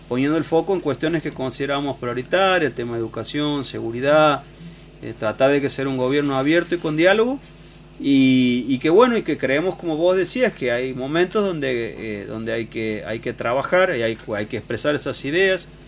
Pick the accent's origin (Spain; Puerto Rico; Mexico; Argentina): Argentina; Santiago del Estero